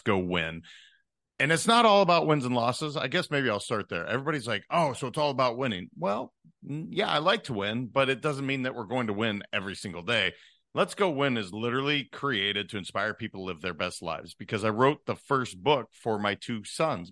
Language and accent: English; Montana, United States; also born or lived in Northern California / Netherlands; now in South Florida, United States; I am originally from Montana, and I have ended up in South Florida now after being in Northern California for about twenty years.